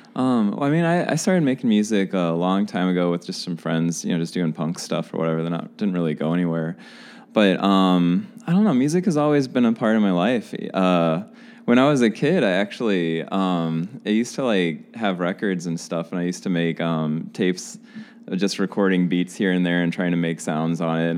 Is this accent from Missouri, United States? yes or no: yes; St. Louis, Missouri, United States; I'm from St. Louis